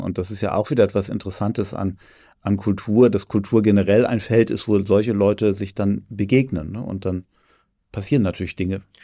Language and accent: German; Germany; Also ich bin ja an der Elbe aufgewachsen